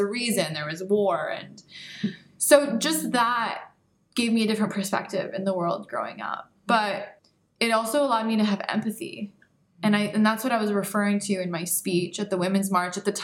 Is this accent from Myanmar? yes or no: no; Canada; also born or lived in Iran (parents); now in United States; So I was born in Canada. My parents are from Iran, as you mentioned. I've always identified myself as Canadian